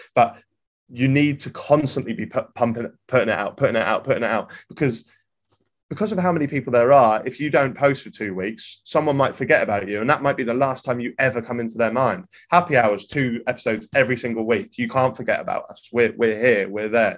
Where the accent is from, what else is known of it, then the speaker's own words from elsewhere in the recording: Norwich, East of England, United Kingdom; I'm from Norwich